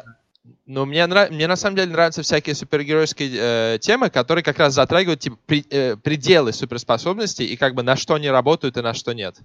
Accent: Moscow, Russia; moved away; я как исконный москвич

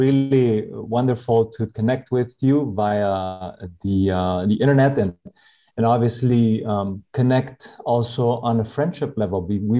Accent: Paraguay; moved away; also born or lived in Winnipeg, Manitoba, Canada / Santa Cruz, Bolivia / Miami, Florida, United States; I was born and raised here in Paraguay, lived in many different countries, but for the last 10 years or so, I've been living here back in my homeland.

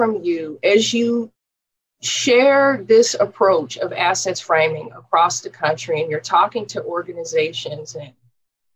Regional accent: Oakland, California, United States; I grew up in East Oakland.

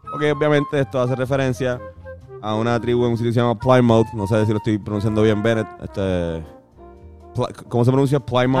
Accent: Puerto Rico; nosotros, como puertorriqueños

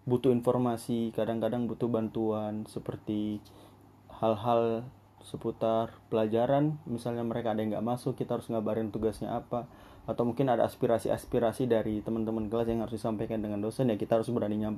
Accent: Berau, East Kalimantan, Indonesia; now in Samarinda, Indonesia; karena kebetulan saya anak rantau dari Kabupaten Burau

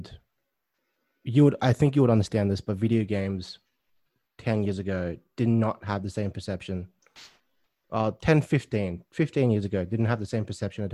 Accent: United States; I grew up in the States, where I think we had Cartoon Network back then.

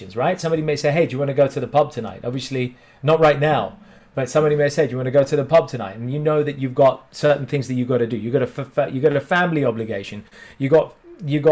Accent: India; In Indian culture, especially, and being Indian

